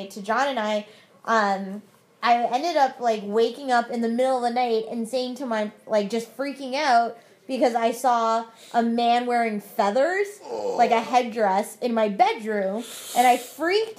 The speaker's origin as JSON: {"language": "English", "town": "Mississauga", "region": "Ontario", "country": "Canada", "tie": "born or raised there", "said": "we grew up in Mississauga"}